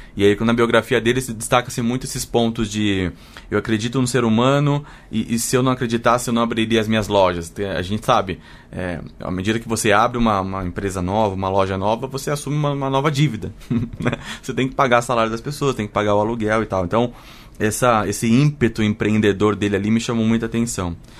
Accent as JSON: {"language": "Portuguese", "town": "Sorocaba", "region": "São Paulo", "country": "Brazil", "tie": "born or raised there", "said": "eu nasci em São Paulo e morei muitos anos em Sorocaba, que é uma cidade no interior de São Paulo"}